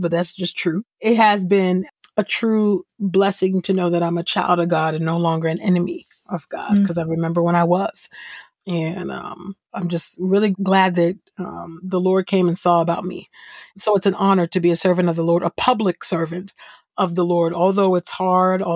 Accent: California, United States; I'm originally from California

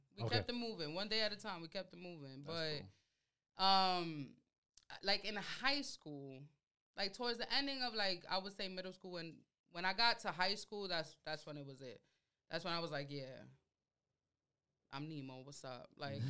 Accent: Dominican Republic; accent: Dominican; first language Spanish; English is a second language; For sure. My Spanish is very much Dominican.

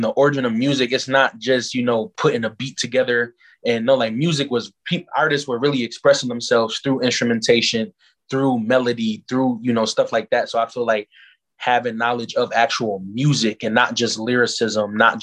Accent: Buffalo, New York, United States; I was raised in the Wagga, like the borderline Buffalo Chittawaga

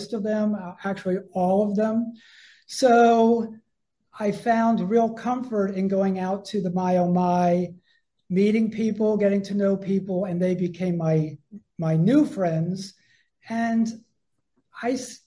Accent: Harrisburg, Pennsylvania, United States; moved away as an adult; also born or lived in Philadelphia; I was born in Philadelphia, but I didn't grow up there. I grew up in a little town called Harrisburg

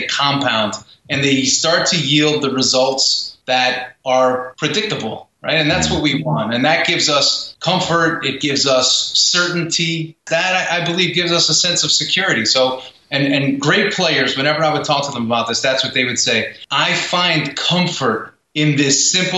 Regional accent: New York, United States; I'm from New York

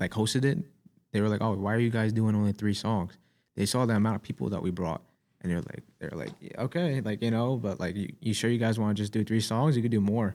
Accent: New York City, New York, United States; I'm from Staten Island

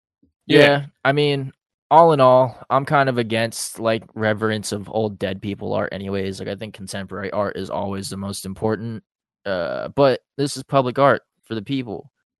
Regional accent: Philippines; We're artists in the city too. We're Filipino.

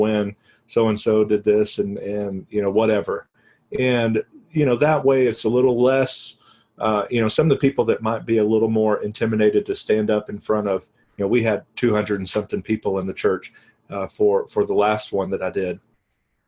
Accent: Texas, United States; now in New Mexico, United States

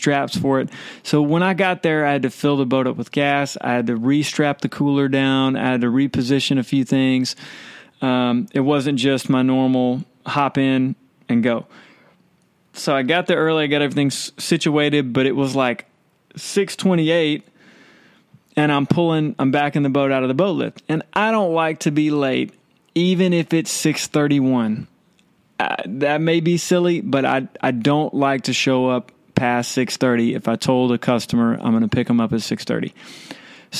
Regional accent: Baytown, Texas, United States; I'm from Baytown

